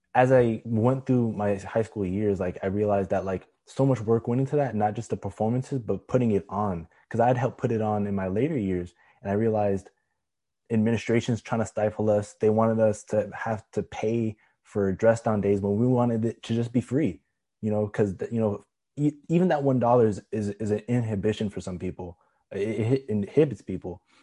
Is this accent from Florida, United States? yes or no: yes; Florida, United States; I'm from Florida